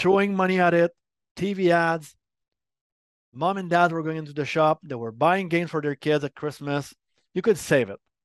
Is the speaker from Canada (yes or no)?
yes; Montreal, Quebec, Canada; accent: French Canadian; first language French; English is a second language; I'm from Montreal, Quebec.